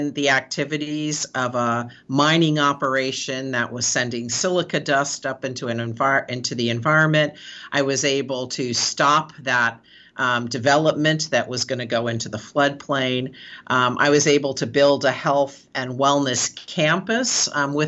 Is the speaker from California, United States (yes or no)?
yes; San Francisco, California, United States; I'm born and raised in San Francisco. I'm a fifth generation San Franciscan